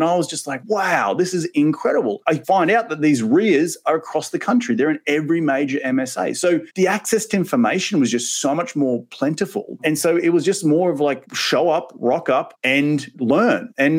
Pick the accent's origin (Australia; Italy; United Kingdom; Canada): Australia; moved away as an adult; now in United States; So clearly my accent is not from West Texas, as they say. I'm originally from Australia, and I actually moved here 10 years ago, which is crazy to think that's 10 years, you blink and it's over, right? And I moved here as a 26-year-old